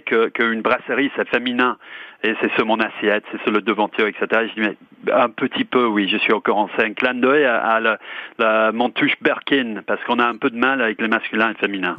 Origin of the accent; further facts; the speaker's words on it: England, United Kingdom; French is a second language; moved away as an adult; now in France; je suis anglais